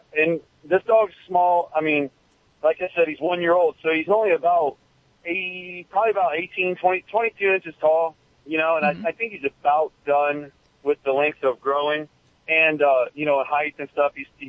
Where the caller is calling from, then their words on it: Weeki Wachee, Florida, United States; Calling from Wikiwaki, Florida.